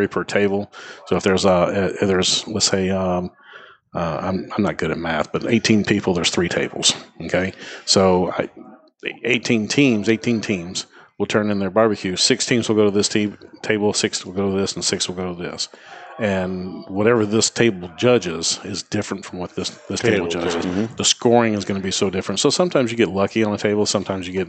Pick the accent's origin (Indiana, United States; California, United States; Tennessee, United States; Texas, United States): Tennessee, United States; Memphis; moved away; I grew up in Memphis, Tennessee